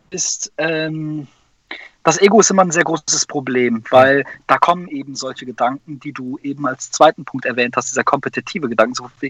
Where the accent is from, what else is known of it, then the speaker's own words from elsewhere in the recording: Neunkirchen, North Rhine-Westphalia, Germany; in Neunkirchen, da wo ich herkomme, ländlich. Neunkirchen, Siegen, Nordrhein-Westfalen.